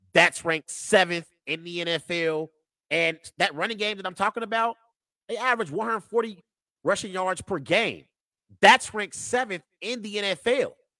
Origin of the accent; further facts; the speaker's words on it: Cincinnati, Ohio, United States; I grew up, born and raised in Cincinnati.